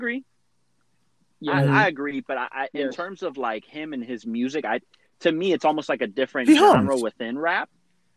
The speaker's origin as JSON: {"language": "English", "town": "Chicago", "region": "Illinois", "country": "United States", "said": "I'm from Chicago, Illinois"}